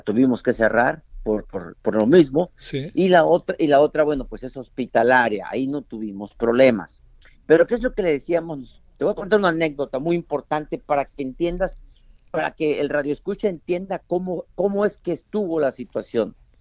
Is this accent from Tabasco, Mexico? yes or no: yes; Tabasco, Mexico; also born or lived in Quintana Roo; now in Cancún, Mexico; tengo 31 años aquí en el estado de Quintana Roo, yo soy de Tabasco